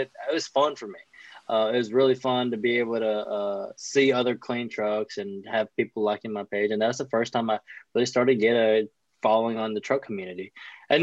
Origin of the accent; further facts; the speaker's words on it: Louisiana, United States; I'm down from Louisiana